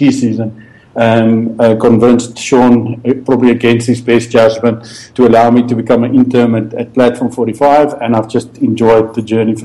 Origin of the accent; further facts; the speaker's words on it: Pretoria, Gauteng, South Africa; I was born and bred in Pretoria